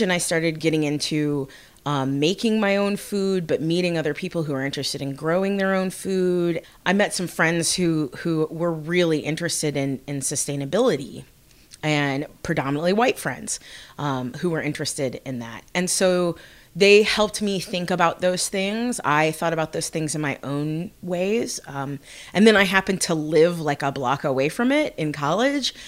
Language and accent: English; Bloomington, Indiana, United States; I'm from Bloomington. I have grown up here.